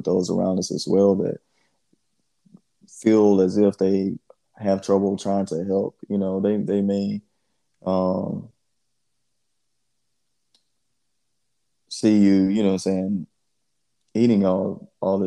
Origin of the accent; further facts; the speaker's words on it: Georgia, United States; I'm just from the South and everything, man. I grew up in Georgia.